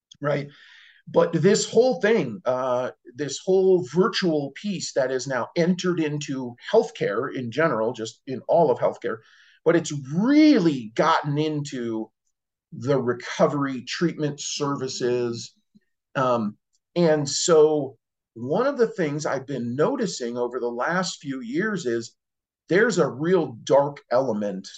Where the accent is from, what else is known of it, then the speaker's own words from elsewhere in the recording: Cicero, Illinois, United States; I grew up in Chicago, Cicero